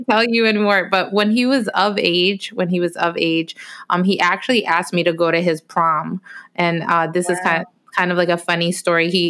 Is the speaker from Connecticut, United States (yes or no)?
yes; Bridgeport, Connecticut, United States; also born or lived in Orlando; I finally made it back to my hometown of Bridgeport, Connecticut